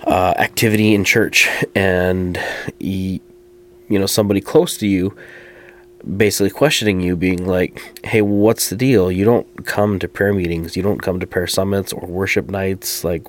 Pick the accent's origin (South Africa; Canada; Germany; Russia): Canada; Fort St. John, British Columbia; I grew up here in Fort St. John, British Columbia.